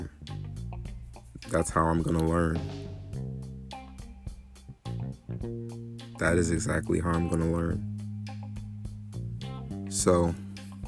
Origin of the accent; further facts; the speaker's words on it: New York, United States; I'm from New York originally. Born and raised.